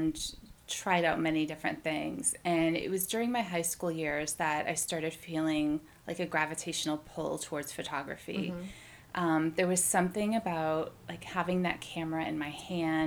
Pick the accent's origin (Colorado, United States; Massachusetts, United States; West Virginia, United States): Massachusetts, United States; also born or lived in Waltham, Massachusetts / Shrewsbury, Massachusetts / Watertown, Massachusetts; I grew up here in Massachusetts. I was in Waltham when I was younger, and then my parents divorced, and my mom moved us out to the Shrewsbury area, and my dad was in Watertown